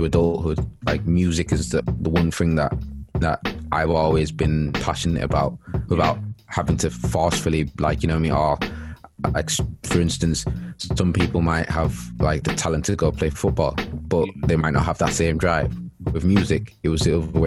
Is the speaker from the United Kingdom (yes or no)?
yes; Leeds, Yorkshire and the Humber, United Kingdom; moved away as an adult; now in Manchester, United Kingdom; I'm from Leeds. Grew up in Chapel Town